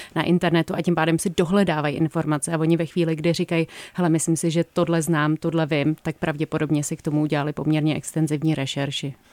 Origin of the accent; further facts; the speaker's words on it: Prague, Czechia; já, já jsem jako z Prahy